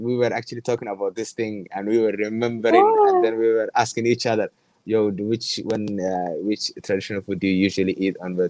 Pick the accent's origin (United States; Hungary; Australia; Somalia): Somalia; Gabiley, Somaliland; moved away as an adult; now in Malaysia; I'm from Gavile. It's called Gavile. It's in Somaliland. Yeah, it's in Somaliland. It's called Gavile. It's on the west side.